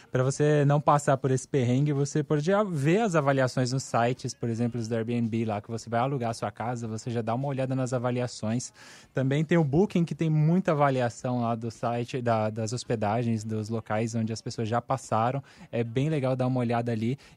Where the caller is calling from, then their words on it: Santo André, São Paulo, Brazil; sou de Santo André.